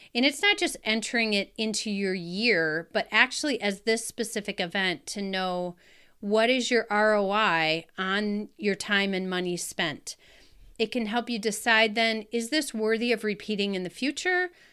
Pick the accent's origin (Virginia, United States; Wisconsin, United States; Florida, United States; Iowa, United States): Wisconsin, United States; in my hometown in Wisconsin